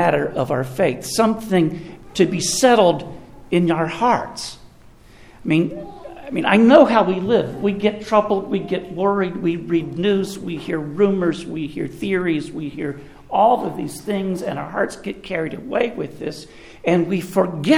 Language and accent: English; the South, United States; In the South, we play the game of neighbors, that is, of relatives